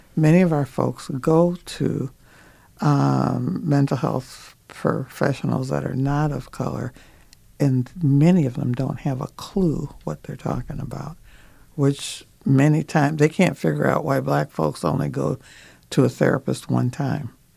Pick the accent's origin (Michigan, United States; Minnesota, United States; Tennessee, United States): Minnesota, United States; I'm from Minnesota